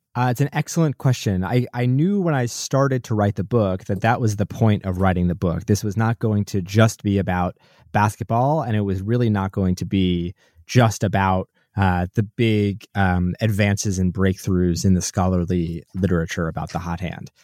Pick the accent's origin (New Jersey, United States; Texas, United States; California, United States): New Jersey, United States; I grew up in New Jersey.